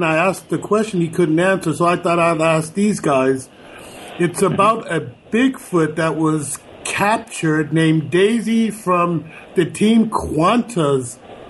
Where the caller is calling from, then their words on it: Germany; I'm calling from Germany. … from Germany.